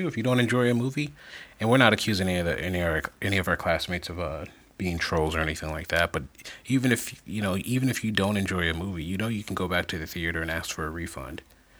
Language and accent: English; Chicago, Illinois, United States; because we're from the Chicagoland area